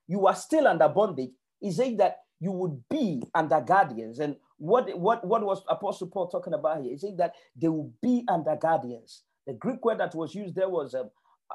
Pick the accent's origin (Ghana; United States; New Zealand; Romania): Ghana; moved away as an adult; now in United Kingdom; I was born and raised in Africa